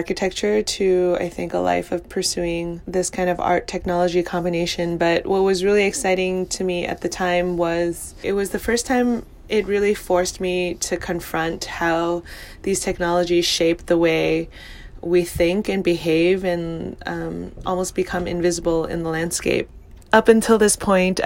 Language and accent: English; New York City, New York, United States; I grew up in New York in Chinatown